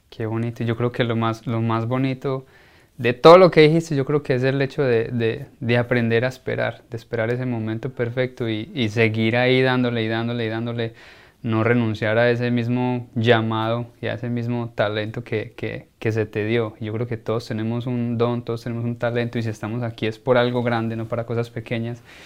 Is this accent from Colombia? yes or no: yes; Colombia; uno como colombiano